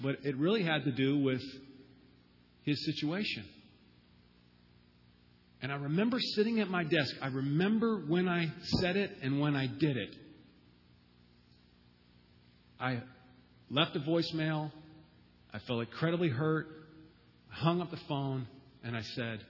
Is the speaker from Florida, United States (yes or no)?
yes; Florida, United States; moved away as an adult; also born or lived in Boston; I'm from Florida